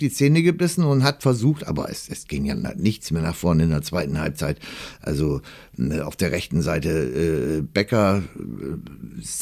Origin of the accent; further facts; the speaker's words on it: Kiel, Schleswig-Holstein, Germany; als Kieler das, Niederlage sagen.